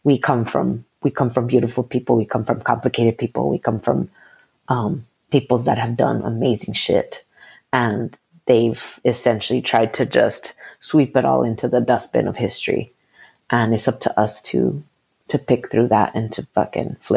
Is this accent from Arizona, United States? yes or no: yes; Arizona, United States; I was born in Arizona